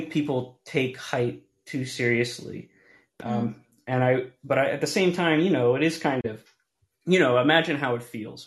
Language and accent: English; United States; growing up in America, I'm Hispanic